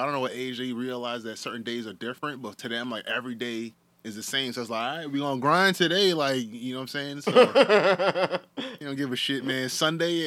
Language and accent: English; Northeast, United States; being Northerners, man, we're from the Northeast.